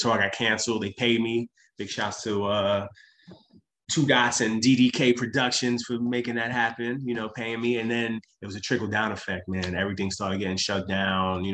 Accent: New York City, New York, United States; I'm from Brooklyn

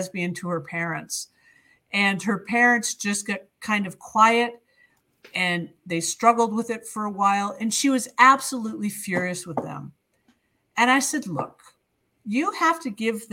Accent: near Fitchburg, Central Massachusetts, United States; I grew up in Central Mass, the end of the Purple Rail, the commuter rail west. Fitchburg, just beyond Fitchburg.

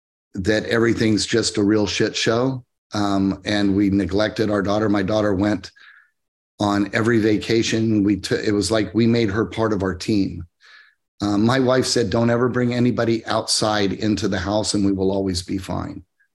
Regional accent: Midwest, United States; I grew up in where I grew up in the Midwest.

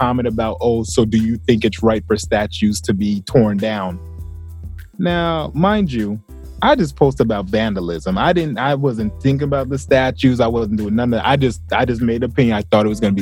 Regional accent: the South, United States; I grew up in the South

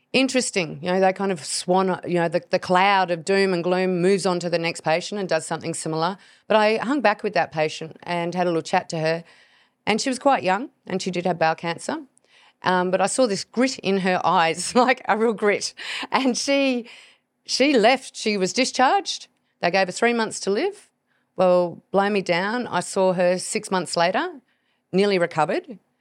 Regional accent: Hobart, Tasmania, Australia; I was born in Hobart, down in Tasmania

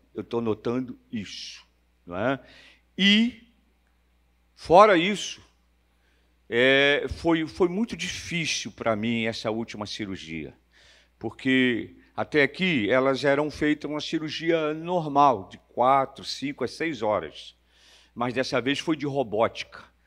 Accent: Rio de Janeiro, Brazil; Nasci numa terça-feira de carnaval, nasci na Praça 11, perto do Sambódromo

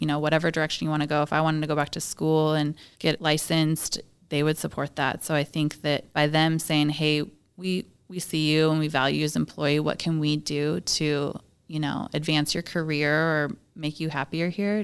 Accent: Washington, United States; I'm pretty much born and raised in Washington

